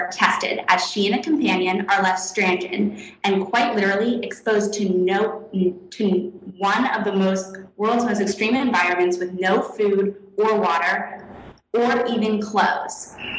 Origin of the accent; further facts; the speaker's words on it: Hawaii, United States; I grew up in Hawaii and all over the world